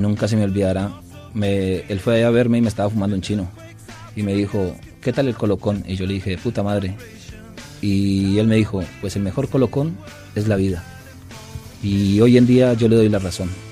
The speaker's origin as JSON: {"language": "Spanish", "country": "Colombia", "moved": "yes", "said": "El alcohol de mi tierra es de casi 40 grados."}